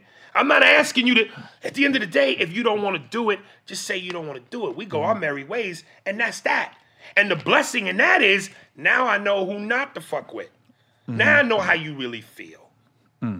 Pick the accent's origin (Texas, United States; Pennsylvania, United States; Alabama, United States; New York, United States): New York, United States; I'm from New York.